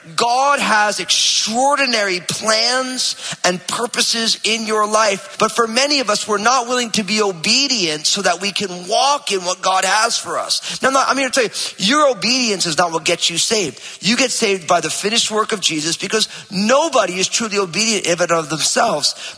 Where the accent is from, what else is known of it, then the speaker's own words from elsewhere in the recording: New Jersey, United States; I'm from New Jersey